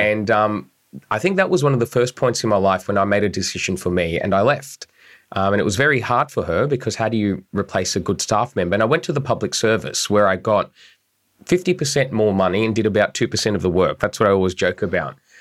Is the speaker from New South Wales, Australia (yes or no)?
yes; Bankstown, New South Wales, Australia; I'm a political operative. I'm from Bankstown